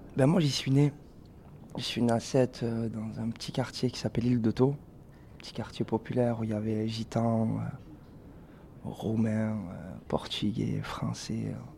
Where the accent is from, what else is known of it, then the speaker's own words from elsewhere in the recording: Sète, Occitania, France; on vient de Sète